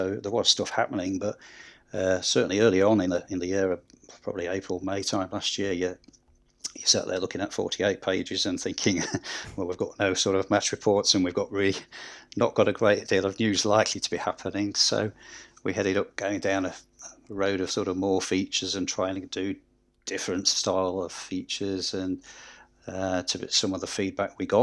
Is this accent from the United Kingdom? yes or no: yes; Scunthorpe, Yorkshire and the Humber, United Kingdom; moved away; I'm originally from Scunthorpe and supported Scunthorpe in the 70s